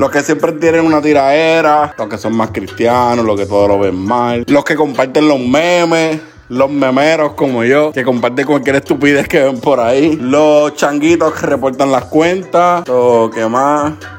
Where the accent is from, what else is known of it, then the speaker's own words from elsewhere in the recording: Carolina, Puerto Rico; now in Hartford, United States; soy de Puerto Rico, de la área de Carolina